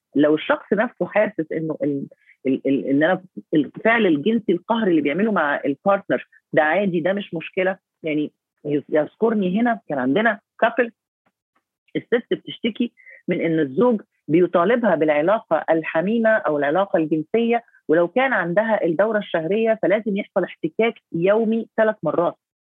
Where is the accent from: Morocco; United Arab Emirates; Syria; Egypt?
Egypt; عندنا في مصر